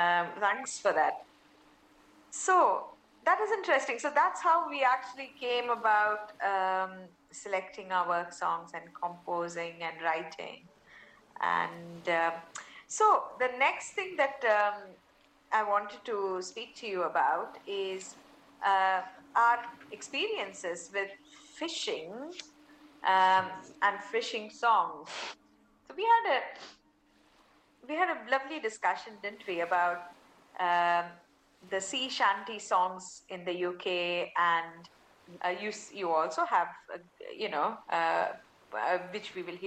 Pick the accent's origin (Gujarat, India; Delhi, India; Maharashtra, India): Maharashtra, India; Mumbai; first language Tamil; English is a second language; I grew up in Mumbai, so I'm very comfortable with Hindi and English in terms of writing lyrics. But to pen lyrics, Tamil is my mother tongue